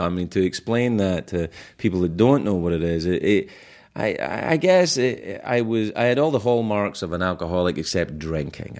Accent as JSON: {"language": "English", "region": "Scotland", "country": "United Kingdom", "moved": "yes"}